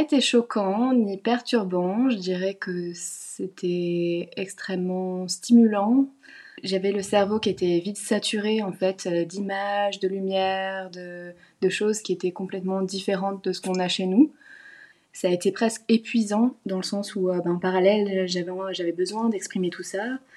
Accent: Lorraine, Grand Est, France; moved away as an adult; also born or lived in Besançon; now in Australia; j'ai grandi en Lorraine

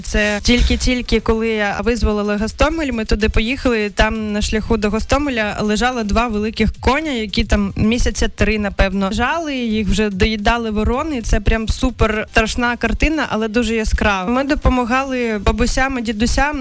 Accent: Krasnodar Krai, Russia; now in Ukraine; я з Кубані

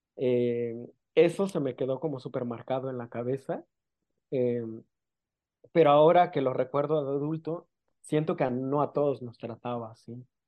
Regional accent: San Pedro Amuzgos, Oaxaca, Mexico; first language Amuzgo; Spanish is a second language; soy de la costa eh, de Oaxaca, soy de una comunidad indígena que se llama San Pedro Musgos.

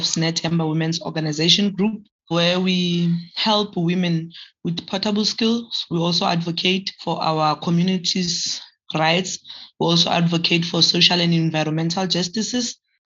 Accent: Marikana, North West, South Africa; I was born and bred in Marikana.

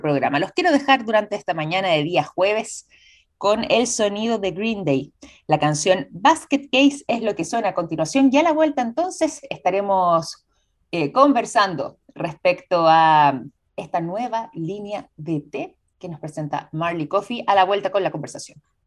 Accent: Chile

